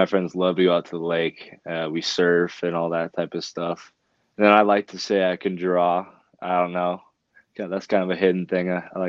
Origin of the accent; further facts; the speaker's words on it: Helena, Montana, United States; I was born in Helena, and obviously I still live in Helena. I go to Capitol High. But yeah, mostly just live out in the valley